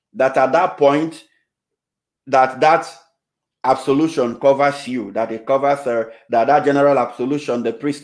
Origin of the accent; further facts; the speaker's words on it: Nigeria; moved away; I was still in the Novus Ordo Parish way back in my home country, Nigeria. I was just about 8 years then